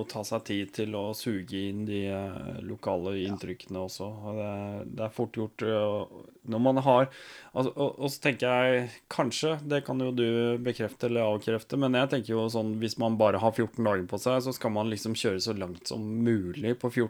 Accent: Norway; føler seg jo sånn at hallo, det er jeg som kommer fra Norge, det er jeg som er rik.

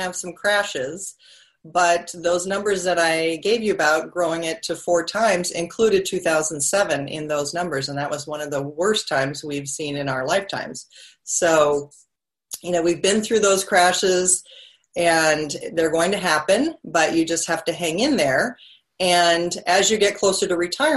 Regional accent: Seattle, Washington, United States; also born or lived in Mercer Island; I'm from the Seattle area where you are, and we would take a boat and we would drive around Mercer Island where I lived

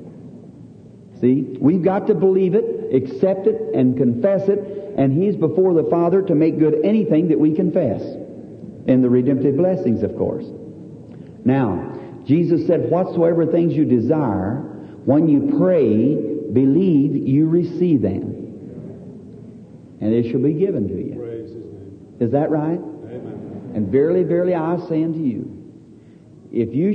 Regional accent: the South, United States; I'm from the South

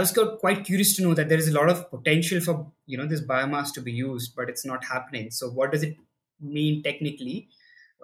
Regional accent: Delhi, India; I grew up in Delhi, in India, and I did my schooling here

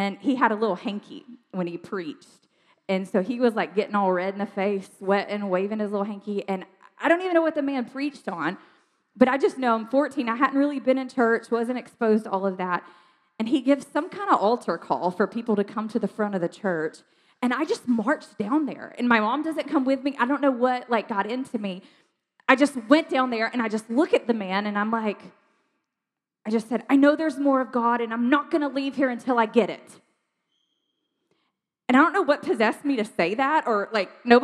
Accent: South Georgia, United States; I grew up in South Georgia, like tiny, tiny town, South Georgia.

